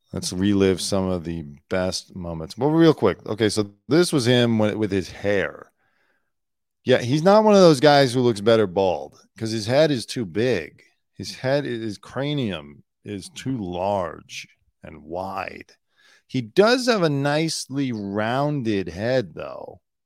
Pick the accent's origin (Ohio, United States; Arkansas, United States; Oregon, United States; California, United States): California, United States; also born or lived in Pacific Palisades, California; I'm not from the South. I'm from California. I lived in the South briefly